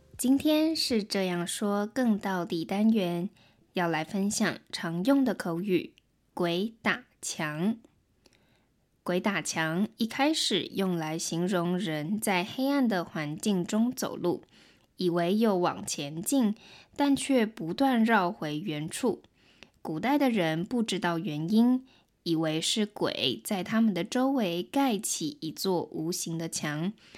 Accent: Taiwan; first language Mandarin Chinese; 我是来自台湾的

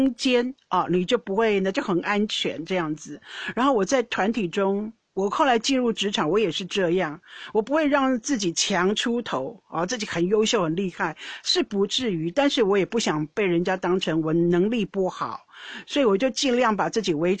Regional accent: Netherlands; Chinese is a second language; 我发现到你们中国人很爱道歉，到底是不是真心的？我们荷兰人不道歉的，会表示歉意，没有错，但是不会道歉那么严重。

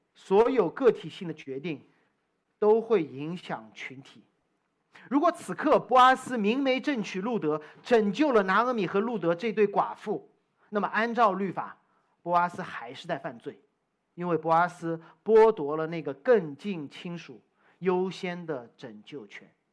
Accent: China; moved away; also born or lived in United States; 我从中国来

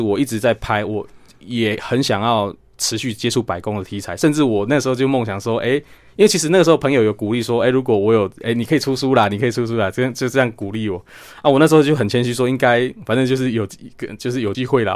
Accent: Chiayi County, Taiwan; 我们嘉义最有名就小番茄嘛

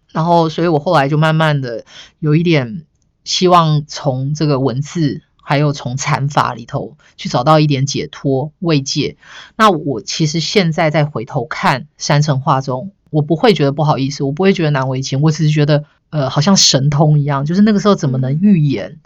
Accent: Yunlin County, Taiwan; moved away as an adult; also born or lived in Chiayi, Taiwan; 我想念的其实不是我的故乡云林

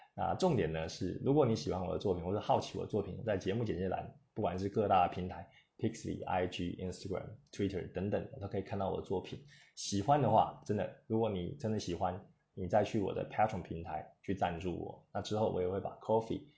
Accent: Taiwan; 我们台湾人

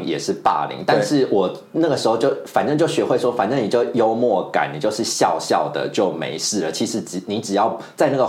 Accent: central and southern Taiwan, Taiwan; 那可是我们在中南部长大的小孩，其实我们好像心中本来就已经预期。说你只要上大学之后，你就是一定要去外地求学，你不会想要留在自己的故乡。

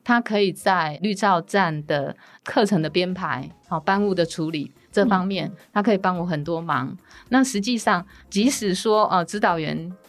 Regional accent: Huatan, Changhua County, Taiwan; 我来自茉莉花的故乡，彰化县花坛乡。那我们花坛呢是在八卦山路下一个农业乡镇。那我们呢栽种的部分还是以水稻为主。最有特色的部分呢，就是我们的茉莉花了

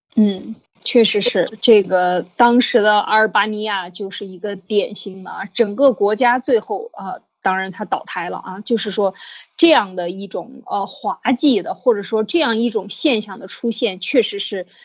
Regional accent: China; moved away; 我们中国人

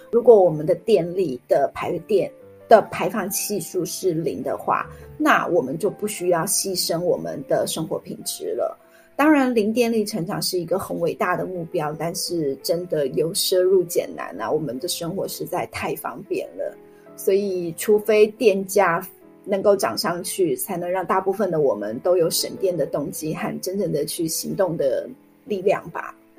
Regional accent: Taiwan; 这次公投的结果其实就是反映了我们台湾人其实也是不认同继续发展核能的

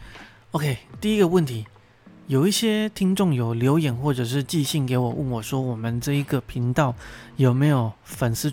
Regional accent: Pingtung County, Taiwan; moved away as an adult; 可能有人觉得我的口音或者是我的咬字不太像台湾人，那我这边必须说我是土生土长哦，哎，我是屏东高中毕业的，毕业完我就上台北念书了

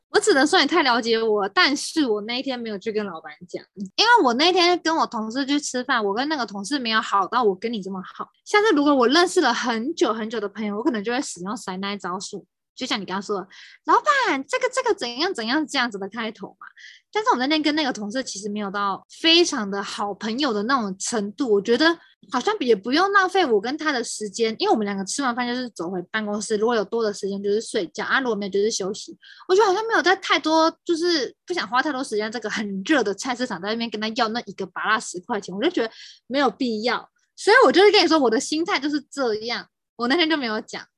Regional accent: Taipei, Taiwan; 我大学的时候是，不是在台北念书，对于我来说，我已经在台北生活了将近二十年

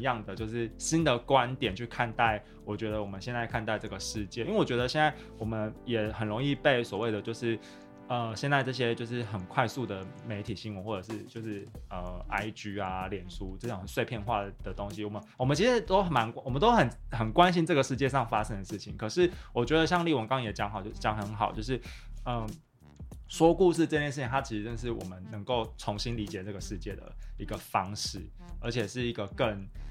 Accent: Taichung, Taiwan; 我就是台中人嘛

